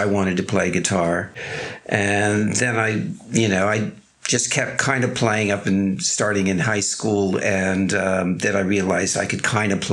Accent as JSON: {"language": "English", "region": "Southern California", "country": "United States", "tie": "born or raised there", "also_born_or_lived": "England", "moved": "as an adult", "said": "I grew up in Southern California"}